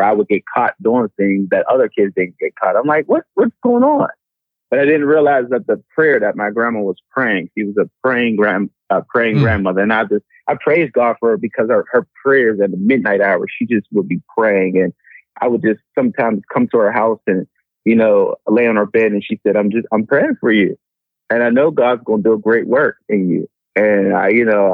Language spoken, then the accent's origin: English; Pittsburgh, Pennsylvania, United States; I'm originally from Pittsburgh, Pennsylvania. I was raised by a single mom